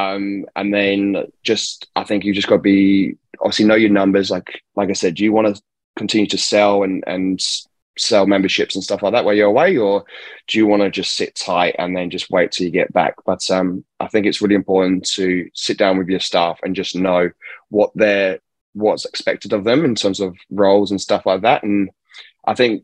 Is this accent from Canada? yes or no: no; England, United Kingdom; now in Perth, Australia; Born and raised in England